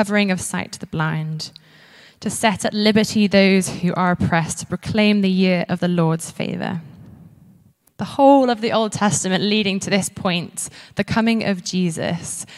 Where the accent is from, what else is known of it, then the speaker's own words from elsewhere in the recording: Isle of Man; moved away as an adult; now in Edinburgh, United Kingdom; where I grew up in the Isle of Man